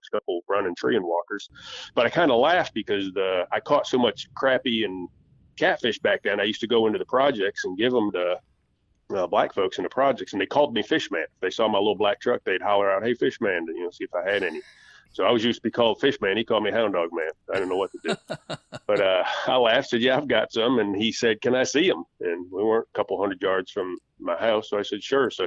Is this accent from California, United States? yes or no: no; Michigan, United States; moved away; also born or lived in Alabama; Growing up in Michigan